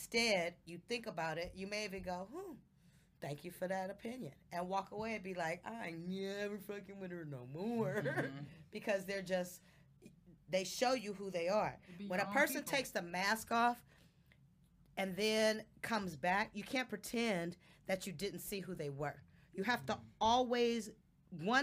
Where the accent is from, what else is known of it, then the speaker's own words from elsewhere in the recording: Oakland, California, United States; I was from Oakland